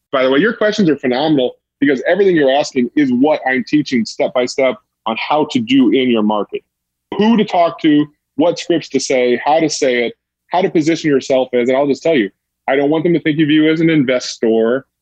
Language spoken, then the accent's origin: English; St. Louis, Missouri, United States; I'm from St. Louis